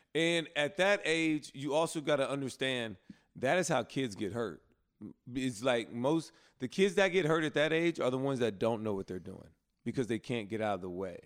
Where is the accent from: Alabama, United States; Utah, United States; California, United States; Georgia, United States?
Alabama, United States; now in Charlotte, United States; my hometown